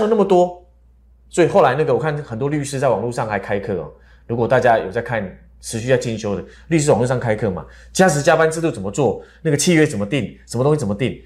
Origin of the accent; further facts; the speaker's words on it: Taiwan; 我们台湾人